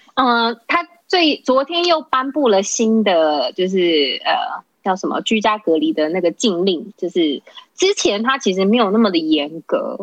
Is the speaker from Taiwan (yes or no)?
yes; Datong Township, Yilan County, Taiwan; moved away as an adult; now in El Salvador; 我是台湾人